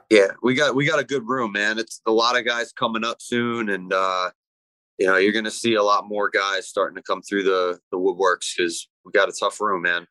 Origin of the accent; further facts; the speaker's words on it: Ramsey, New Jersey, United States; also born or lived in Lebanon, New Jersey; I grew up up north in uh, Ramsey